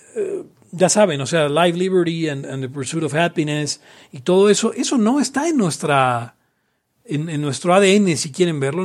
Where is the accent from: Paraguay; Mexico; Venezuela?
Mexico; los libertarios mexicanos a veces, y latinoamericanos en general